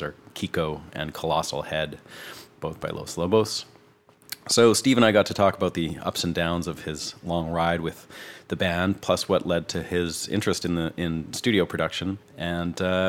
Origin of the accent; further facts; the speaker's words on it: Canada; moved away as an adult; now in Nashville, United States; I'm a Canadian guitarist, songwriter, producer, and engineer, and I've been living and working here in Nashville for the last 4 years